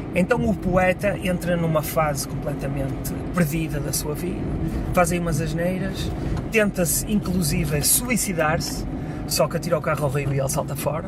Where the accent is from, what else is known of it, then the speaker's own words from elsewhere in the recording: Vila Nova de Gaia, Norte, Portugal; aqui na minha terra